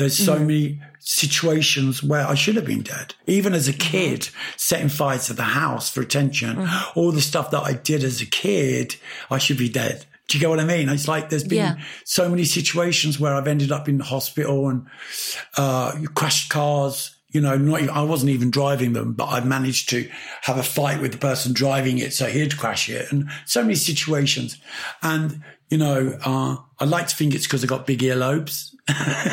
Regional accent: London, United Kingdom; also born or lived in Pimlico; I was born in Pimlico. I grew up in Battersea

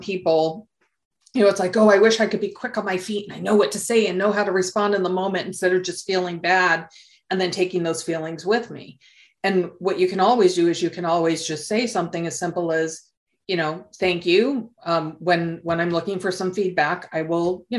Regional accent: Southern California, United States; I was born and raised here in Southern California

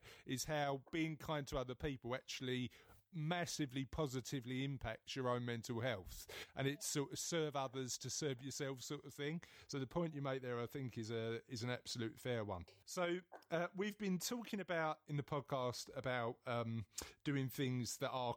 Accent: London, United Kingdom; I'm from East London

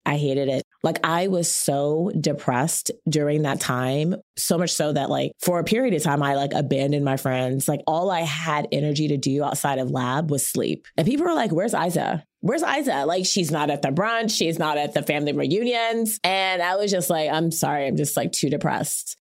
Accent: Chapel Hill, North Carolina, United States; moved away as an adult; also born or lived in Washington, D.C.; I was born in D C. My family's Caribbean, but I spent middle and high school in Chapel Hill, North Carolina

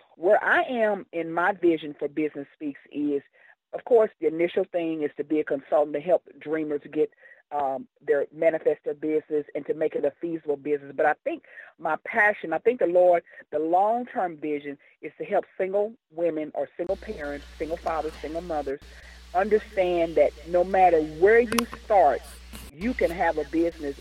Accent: Kansas City, United States; as a young girl growing up in the Kansas City area

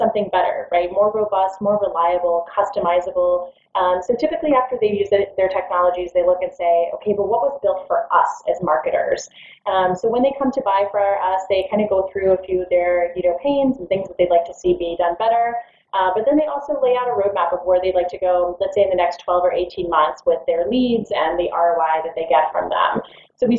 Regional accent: Orlando, Florida, United States; also born or lived in Washington, D.C.; I grew up in Orlando after moving to the States. I was in D.C. for a little while and then moved to Orlando until I graduated college

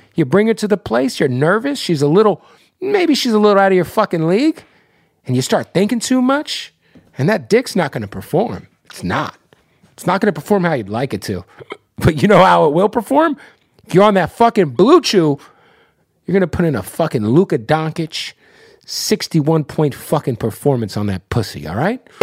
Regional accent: Arizona, United States; I'm from Arizona, and so all of my friends who are Native American, they're like Navajo

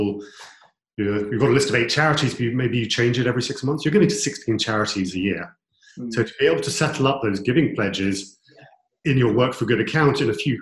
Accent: United Kingdom; we're British

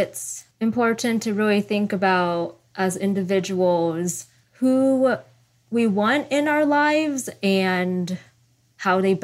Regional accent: Sacramento, California, United States; moved away as an adult; So that's Sacramento, California

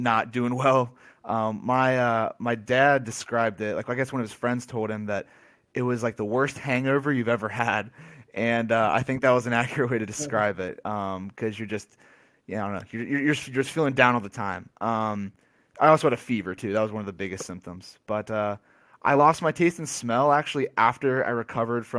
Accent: Cincinnati, Ohio, United States; also born or lived in Columbus, Ohio; born and raised Cincinnati, Ohio, to a Greek family

